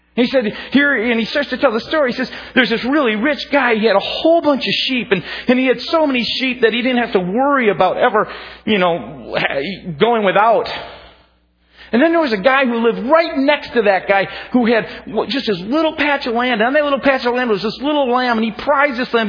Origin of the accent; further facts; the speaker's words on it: Minnesota, United States; growing up, you know, being a Minnesotan